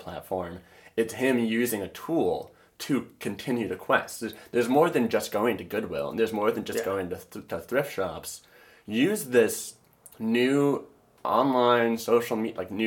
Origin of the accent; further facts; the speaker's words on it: Michigan, United States; moved away; I'm from Michigan originally, and there's this town, or the town I'm from